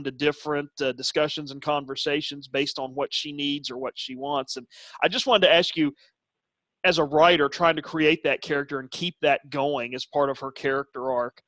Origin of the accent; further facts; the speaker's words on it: West Virginia, United States; I'm from West Virginia like you